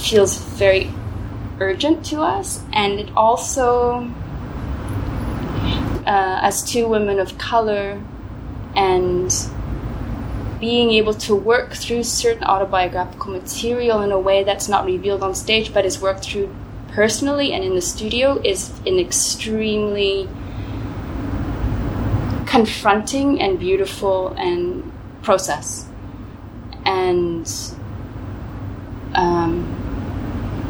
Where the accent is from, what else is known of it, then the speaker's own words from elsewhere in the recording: Ottawa, Ontario, Canada; also born or lived in Gold Coast, Australia; now in Berlin, Germany; I grew up in Ottawa, in the suburbs of Ottawa, and then I moved to Berlin.